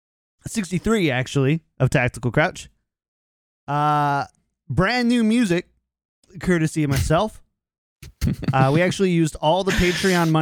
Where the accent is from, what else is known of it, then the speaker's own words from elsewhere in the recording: Minnesota, United States; as a Minnesotan